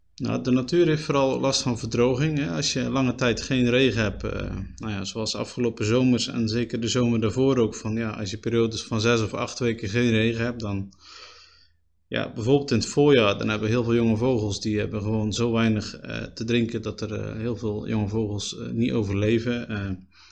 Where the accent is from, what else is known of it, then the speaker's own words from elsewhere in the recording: Spui, Zeeland, Netherlands; also born or lived in Axel; now in Terneuzen, Netherlands; ik ben opgegroeid op Spui, een klein gehuchtje. Ook in Zeeuws-Vlaanderen.